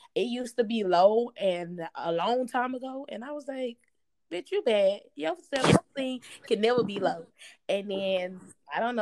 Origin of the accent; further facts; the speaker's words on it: Fort Worth, Texas, United States; moved away; also born or lived in Alabama; I'm from Fort Worth, Texas, not Dallas